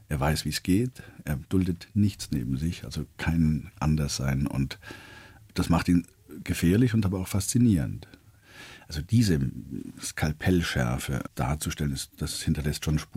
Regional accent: Baden-Württemberg, Germany; accent: Swabian; Ja, Freile. Der Schwab, ich meine, ich bin aufgewachsen da.

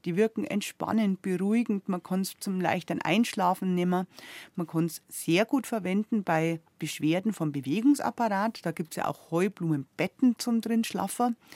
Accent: Southern Germany, Germany; bei uns in Süddeutschland

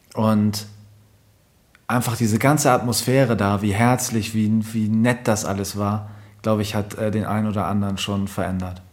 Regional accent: Germany; typischer Deutscher, ich bin zum Beispiel auch auf dem Dorf groß geworden

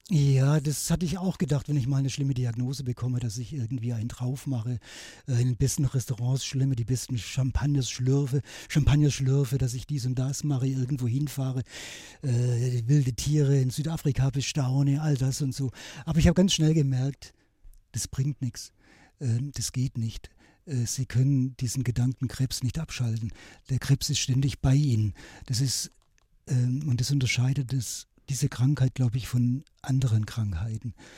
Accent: Swabian Jura, Baden-Württemberg, Germany; mein Vater war ein letzter Bahnhofsvorsteher von meinem Heimatort auf der Schwäbischen Alb

